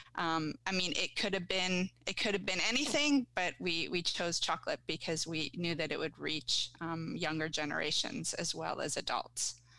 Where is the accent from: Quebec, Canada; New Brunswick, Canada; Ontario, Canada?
Ontario, Canada; Guelph; moved away as an adult; also born or lived in Vancouver; now in Ottawa, Canada; I grew up in Guelph